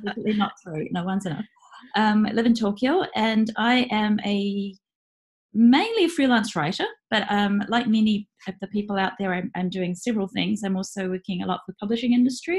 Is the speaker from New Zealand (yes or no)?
yes; New Zealand; moved away as an adult; now in Japan; I was in New Zealand working